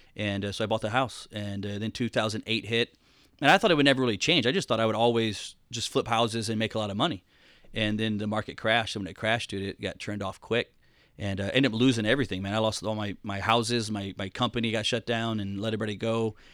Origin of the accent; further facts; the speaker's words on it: Atlanta, Georgia, United States; moved away as an adult; also born or lived in Rome, Georgia; now in Florida, United States; Atlanta, Georgia is where I spent most of my time. And then, uh, just recently moved to Florida